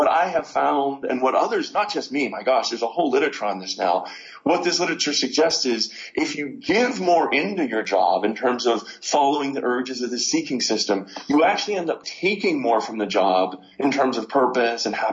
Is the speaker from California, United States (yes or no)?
no; Pittsburgh, Pennsylvania, United States; Oh, Pittsburgh, Pennsylvania.